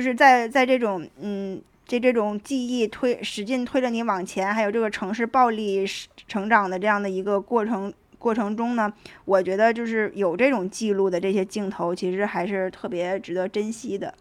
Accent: Tangshan, Hebei, China; 用我们唐山那儿老话儿讲

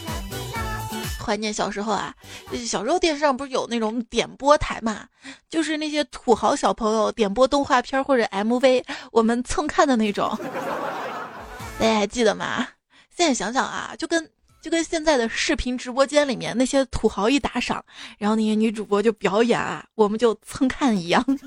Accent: Xi'an, Shaanxi, China; also born or lived in Chengdu; 我们西安这边的肉夹馍里面是不加青椒的

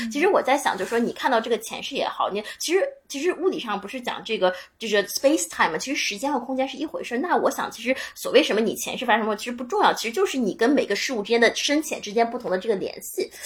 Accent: China; 我是一个来自中国的女孩儿

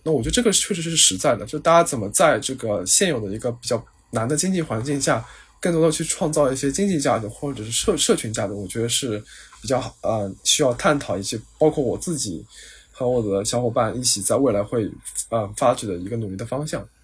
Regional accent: China; first language Chinese; moved away as an adult; now in Singapore; 我们的优势其实是 native Chinese

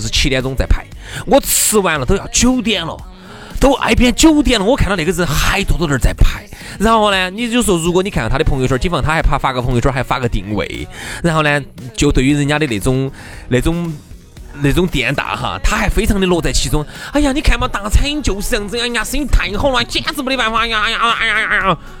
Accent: Chengdu, Sichuan, China; 就成都我们这个地方

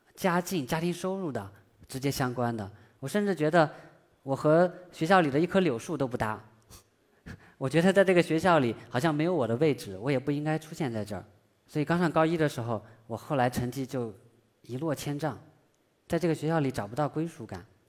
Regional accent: China; 我们中国人

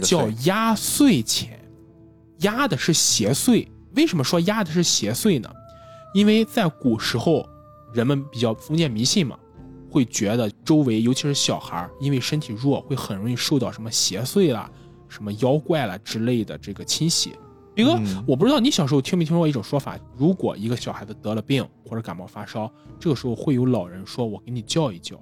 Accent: northern China, China; 我们俩作为北方人，现在我们家族可能我们也有亲戚

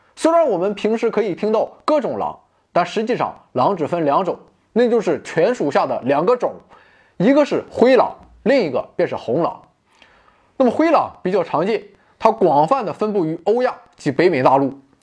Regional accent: China; 我们中国人

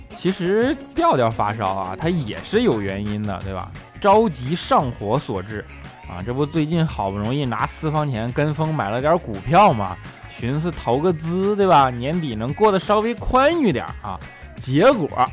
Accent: Northeast China, China; now in Shanghai, China; 我是一个北方人嘛，虽然来到这里已经这么久了

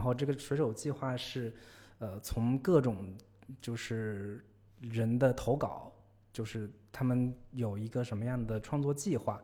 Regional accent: China; 我们中国人

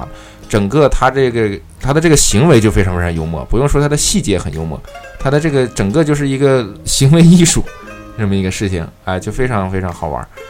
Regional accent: Northeast China, China; 其实我的家乡是在东北

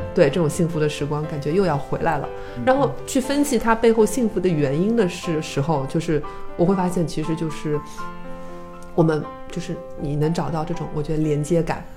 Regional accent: China; also born or lived in Shanghai; 我是中国人

